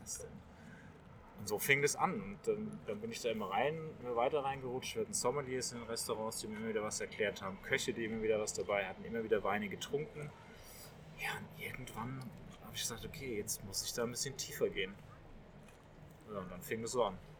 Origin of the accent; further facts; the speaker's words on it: Rhineland-Palatinate, Germany; Erstmal bin ich Pelzer vom Geburt an mit Riesling aufgewachsen